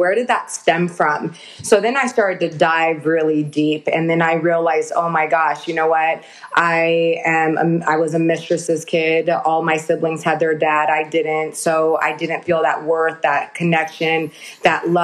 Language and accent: English; San Diego, California, United States; I grew up in San Diego, California